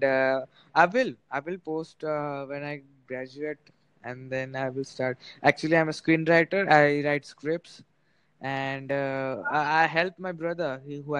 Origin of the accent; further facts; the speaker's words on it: India; I live in India. I'm from India.